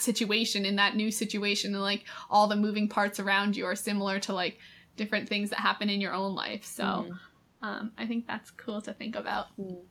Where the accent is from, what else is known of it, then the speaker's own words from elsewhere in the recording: England, United Kingdom; now in Los Angeles, United States; Growing up in England, if it's sunny, your mom comes in and goes, it's sunny, you need to get out of bed right now.